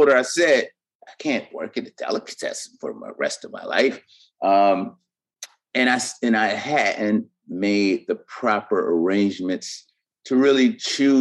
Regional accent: Buffalo, New York, United States; moved away; also born or lived in Baltimore / Harlem / Yorktown, New York; I was born and raised in Buffalo, New York

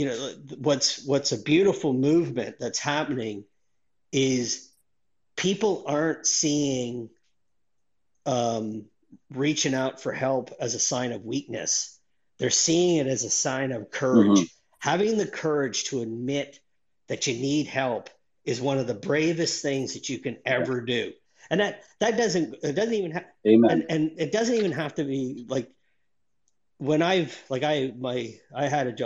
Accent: Northern Ontario, Canada; moved away as an adult; now in Australia; I grew up in Northern Ontario, Canada, in a town of, you know, 800 mm-hmm. people.

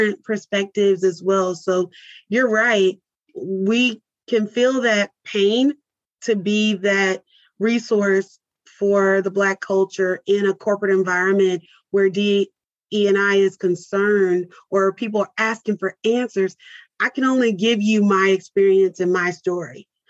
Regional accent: Mesquite, Texas, United States; also born or lived in California / Louisiana; But even to be raised in a suburb of Dallas, I was not engulfed into the Dallas culture

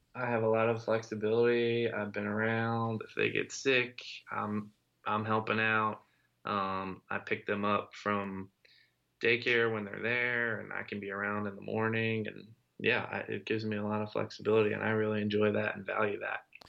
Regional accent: Lancaster, Pennsylvania, United States; he and I were high school friends and we grew up in Lancaster, Pennsylvania

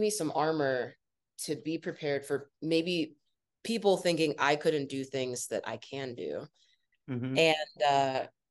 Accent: Northeast Ohio, United States; now in New York City, United States; I grew up in Northeast Ohio

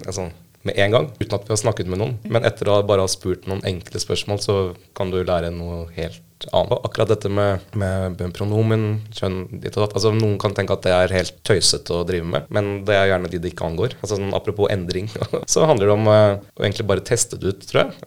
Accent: Oslo, Norway; Født og oppvokst i Oslo

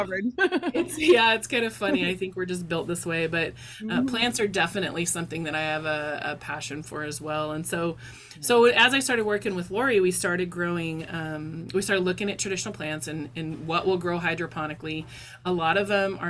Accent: Idaho, United States; also born or lived in Montana; now in Alaska, United States; Growing up in Idaho and in Montana

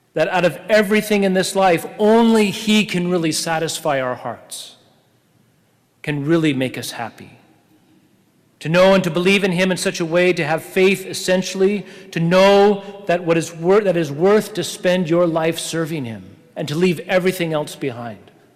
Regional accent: Oregon, United States; I was from Oregon

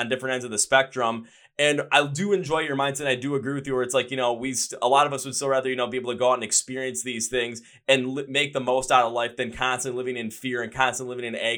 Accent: Wisconsin, United States; I'm from Wisconsin.

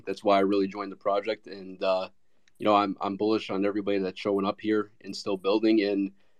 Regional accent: East Coast, United States; I'm from the East Coast.

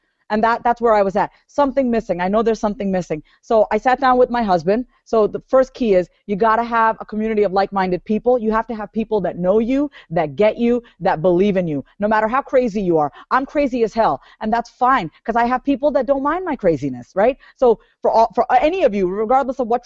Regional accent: New York, United States; I was born and raised in New York

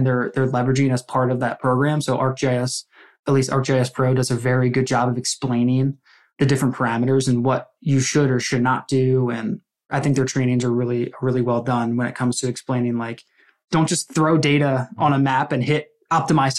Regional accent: Philadelphia, Pennsylvania, United States; I'm from the Philadelphia area

